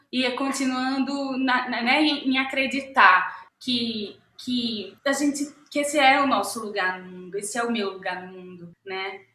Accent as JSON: {"language": "Portuguese", "region": "Pernambuco", "country": "Brazil", "moved": "as an adult", "lives_now": "Rio de Janeiro, Brazil", "said": "eu sou pernambucana"}